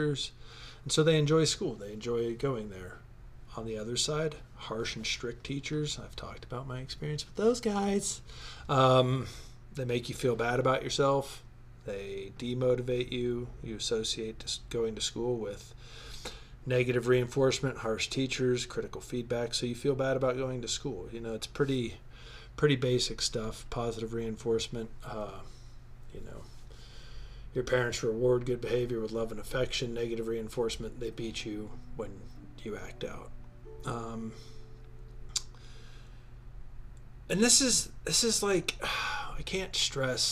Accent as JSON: {"language": "English", "country": "United States", "said": "I'm an American."}